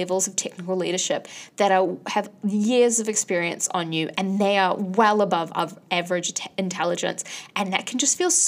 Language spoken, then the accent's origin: English; Bangladesh; now in New Zealand; I am from Bangladesh